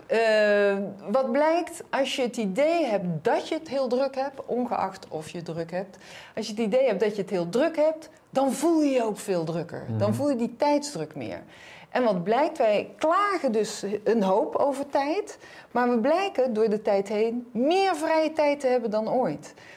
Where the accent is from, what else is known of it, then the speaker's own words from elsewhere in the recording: North Brabant, Netherlands; Ik ben Brabantse